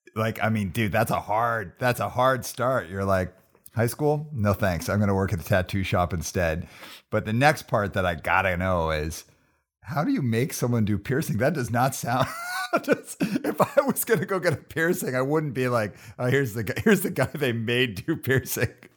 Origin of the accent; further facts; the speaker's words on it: Calgary, Alberta, Canada; moved away as an adult; now in Vancouver, Canada; I grew up in the southeast.